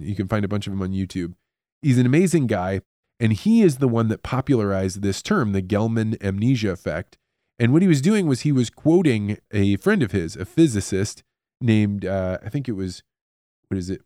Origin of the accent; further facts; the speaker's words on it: United States; As an American living in a society that is supposedly free and believes in free media